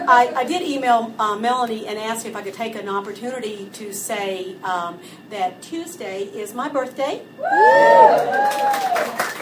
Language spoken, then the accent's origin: English; the South, United States; Growing up in the South, you learn there are many things that you do not refer to by their actual name, function, or purpose.